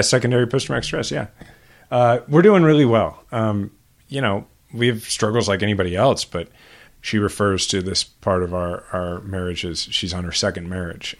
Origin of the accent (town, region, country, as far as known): Kansas City, Missouri, United States; born or raised there